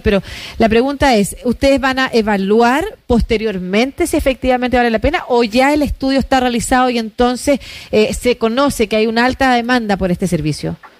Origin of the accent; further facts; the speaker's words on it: Concepción, Biobío, Chile; crecí, nací en Concepción, estudié en Concepción, pero con familia en Santiago